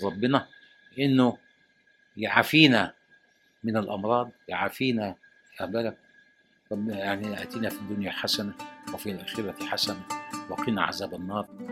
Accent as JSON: {"language": "Arabic", "country": "Egypt", "tie": "born or raised there", "said": "انا راجل مصري وعشت في مصر وتعلمت في مصر وهدفن في مصر"}